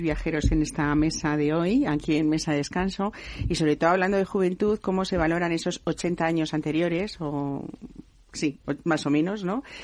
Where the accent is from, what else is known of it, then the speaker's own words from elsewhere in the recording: Madrid, Community of Madrid, Spain; yo que soy madrileña